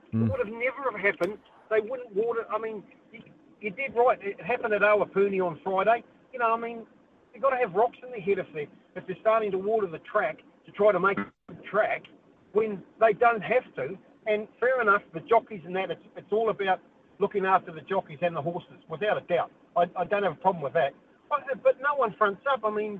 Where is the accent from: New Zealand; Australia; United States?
New Zealand; as a Kiwi, as a New Zealander